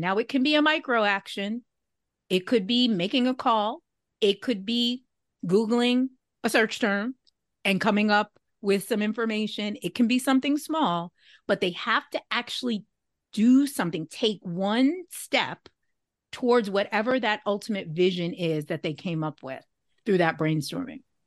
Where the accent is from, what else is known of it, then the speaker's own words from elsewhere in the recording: New York, United States; also born or lived in Syracuse, New York; I'm from New York, but that was in upstate New York